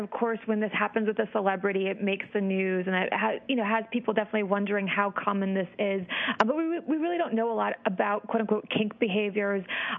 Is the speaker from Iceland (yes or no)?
yes; Iceland; I'm originally from Iceland, and we have our phone books listed by first name